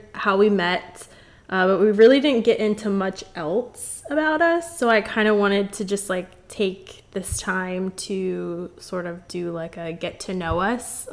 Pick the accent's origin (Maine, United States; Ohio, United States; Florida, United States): Florida, United States; I was born and raised in Florida. I've lived here my whole life.